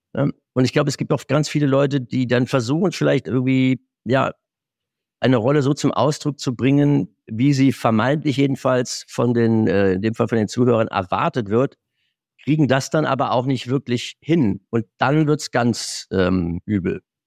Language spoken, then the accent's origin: German; Moselle, Germany; moved away; in meiner alten Heimat an der Mosel